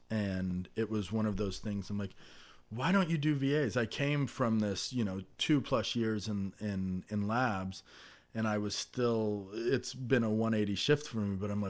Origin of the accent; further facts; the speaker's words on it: Napa, California, United States; I was born and raised in Napa, not in the wine industry. My father is a retired cement truck driver, and my mother is retired from working in administration at the local hospital. So I moved home from college